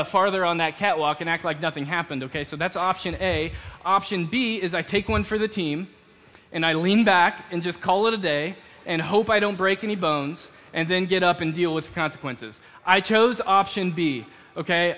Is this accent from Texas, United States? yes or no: yes; Dallas, Texas, United States; moved away as an adult; I grew up in Dallas